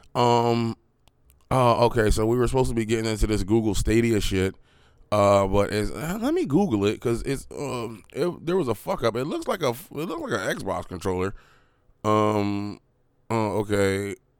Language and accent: English; Harrisburg, Pennsylvania, United States; I'm from Harrisburg